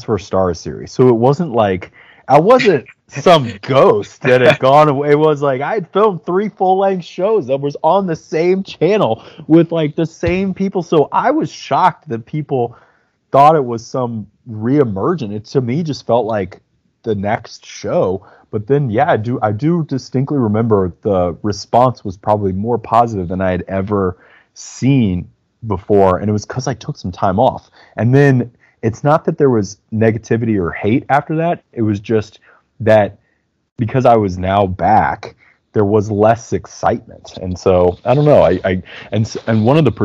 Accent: Midwest, United States; I'm from the Midwest. I'm from cold places

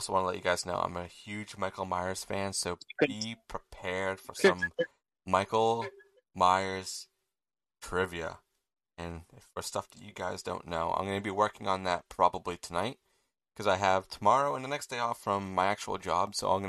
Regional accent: England, United Kingdom; You know, we watch, obviously we're English, and who knows, maybe you guys are from a different country.

